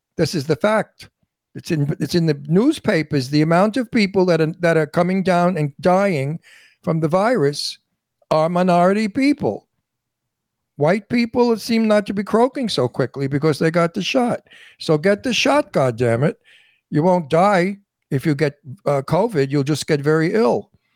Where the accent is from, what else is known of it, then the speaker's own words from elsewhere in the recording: New York City, New York, United States; I'm from Brooklyn, and I tell it like it is